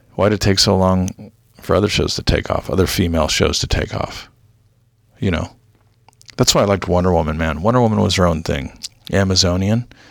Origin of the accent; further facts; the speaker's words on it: South Orange County, California, United States; I grew up with in South Orange County